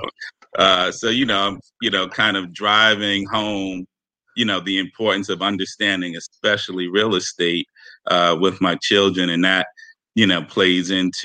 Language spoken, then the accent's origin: English; New York City, New York, United States; also born or lived in northern New Jersey; I grew up in Harlem, literally four blocks from Columbia University